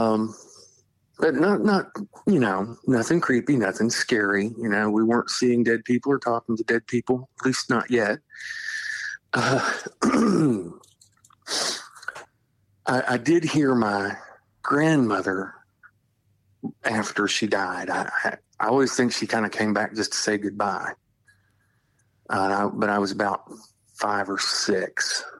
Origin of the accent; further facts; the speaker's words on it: Charleston, West Virginia, United States; I grew up near Charleston, the capital